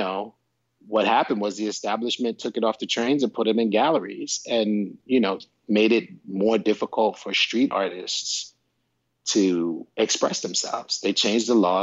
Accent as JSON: {"language": "English", "town": "New York City", "region": "New York", "country": "United States", "tie": "born or raised there", "said": "where I was growing up in the South Bronx"}